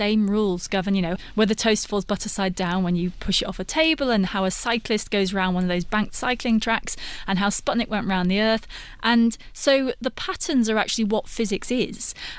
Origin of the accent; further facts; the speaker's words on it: United Kingdom; I'm British, so we stir milk into tea a lot, but maybe here you stir milk into coffee more.